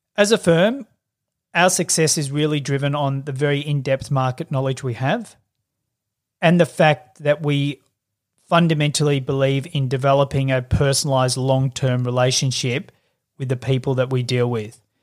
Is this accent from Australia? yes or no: yes; Melbourne, Victoria, Australia; I grew up in Melbourne.